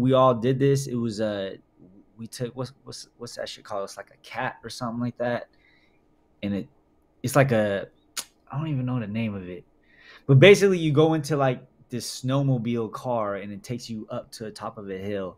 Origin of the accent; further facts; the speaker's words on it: Bay Area, California, United States; I'm born and raised in the Bay Area